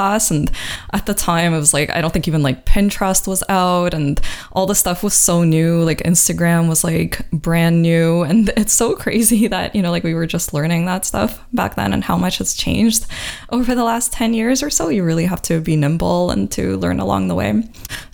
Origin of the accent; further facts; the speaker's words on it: Ukraine; moved away; I grew up in Ukraine, where it was actually really anti-Semitic